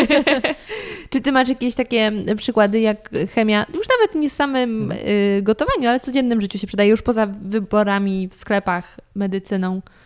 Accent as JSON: {"language": "Polish", "region": "Lower Silesian Voivodeship", "country": "Poland", "said": "ja też pochodzę z Dolnego Śląska"}